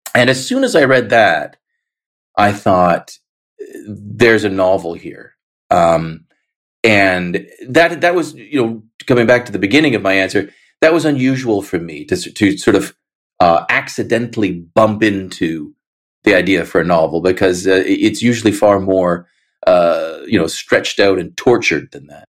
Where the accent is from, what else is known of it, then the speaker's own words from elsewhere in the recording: Canada; I, as a Canadian, was largely uh, protected from all of that.